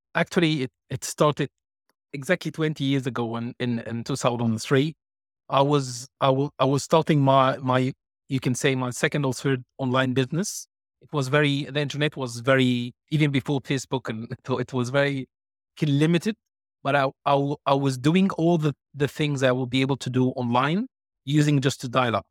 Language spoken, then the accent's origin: English; Egypt; English is a second language; moved away; also born or lived in United Kingdom / Ireland / Cyprus / Malta; I was born and raised in Egypt